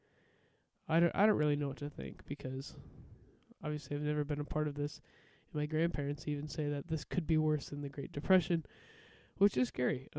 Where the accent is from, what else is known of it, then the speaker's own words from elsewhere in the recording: Iowa, United States; my home state of Iowa